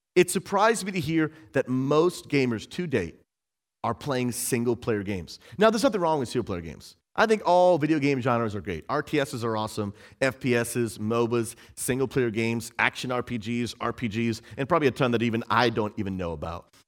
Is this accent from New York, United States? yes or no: no; Massachusetts, United States; where I grew up in Massachusetts